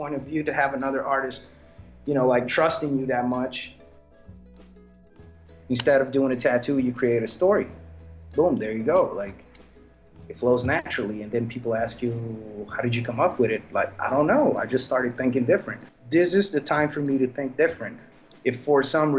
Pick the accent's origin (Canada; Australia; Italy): Italy; Naples, Campania; I'm from Naples, Italy.